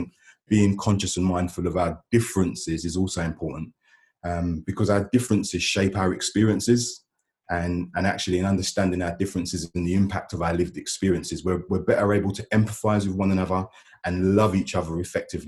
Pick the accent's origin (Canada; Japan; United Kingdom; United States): United Kingdom; London; moved away as an adult; now in Gloucester, United Kingdom; I'm originally from South London, moved to Gloucester with my family in about 2012